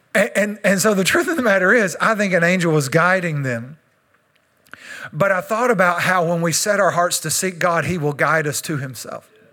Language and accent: English; Texas, United States; I'm Texan